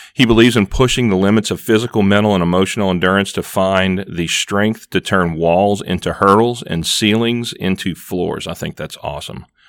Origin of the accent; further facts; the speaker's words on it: Louisiana, United States; I'm from the flatlands of Louisiana, below sea level